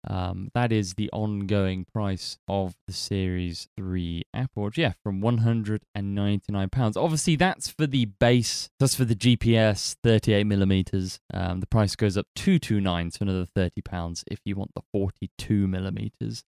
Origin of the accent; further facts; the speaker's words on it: United Kingdom; we are British